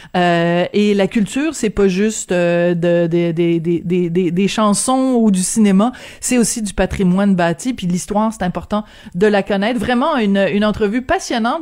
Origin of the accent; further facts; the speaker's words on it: Quebec, Canada; on est comme on est au Québec